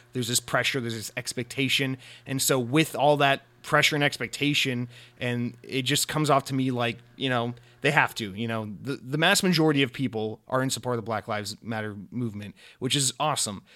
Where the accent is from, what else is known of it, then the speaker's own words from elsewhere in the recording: Atlanta, Georgia, United States; moved away; I, uh, I'm, I lived almost my entire life in, in Atlanta, Georgia, or just outside of Atlanta, Georgia